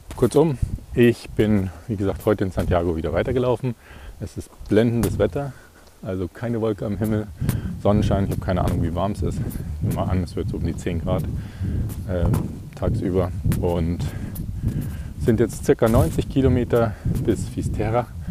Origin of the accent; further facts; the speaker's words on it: Ingolstadt, Bavaria, Germany; in meiner Heimatstadt in Ingolstadt